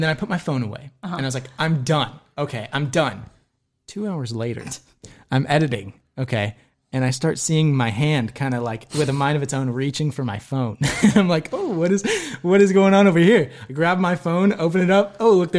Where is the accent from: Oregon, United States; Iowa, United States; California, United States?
California, United States; Ventura